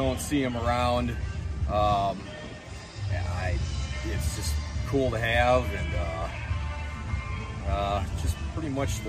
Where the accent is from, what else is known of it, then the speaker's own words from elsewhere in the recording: Cary, Illinois, United States; Cary, Illinois.